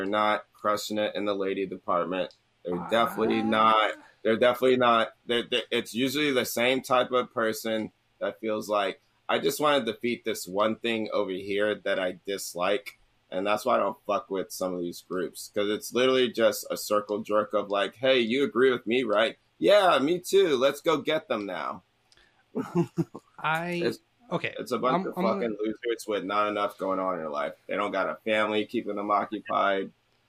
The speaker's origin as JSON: {"language": "English", "town": "Atlanta", "region": "Georgia", "country": "United States", "said": "That makes sense. I'm from Atlanta."}